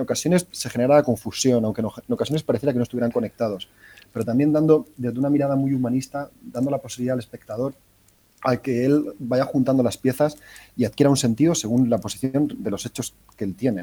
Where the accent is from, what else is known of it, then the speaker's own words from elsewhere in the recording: Cartagena, Region of Murcia, Spain; Yo soy de Cartagena